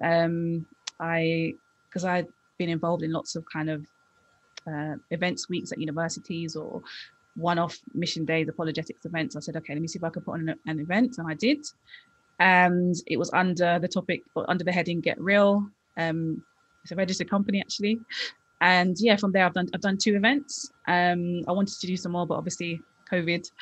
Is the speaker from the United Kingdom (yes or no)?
yes; London, United Kingdom; I grew up in London, West London